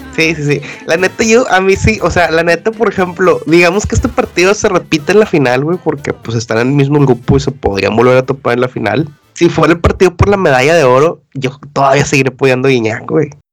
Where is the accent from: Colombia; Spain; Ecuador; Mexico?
Mexico; now in United Kingdom; los mexicanos somos malinchistas